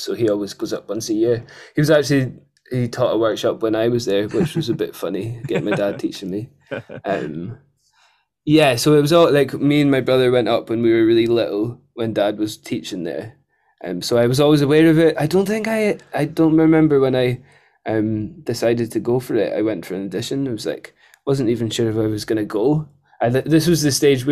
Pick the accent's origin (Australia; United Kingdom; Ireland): United Kingdom; Edinburgh, Scotland; also born or lived in Plockton; I moved from Edinburgh, having not spent that much time out of a city, to a town of 300